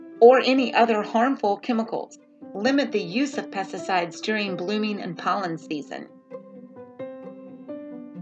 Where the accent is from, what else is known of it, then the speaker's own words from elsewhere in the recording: the South, United States; I'm from the South